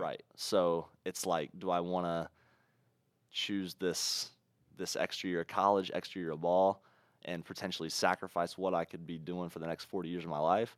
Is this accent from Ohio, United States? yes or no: yes; Ohio, United States; we're from Ohio